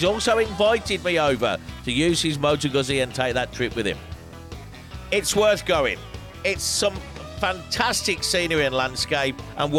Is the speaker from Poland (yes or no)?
no; England, United Kingdom; now in Spain; Chaves, we'd actually pronounce it in England.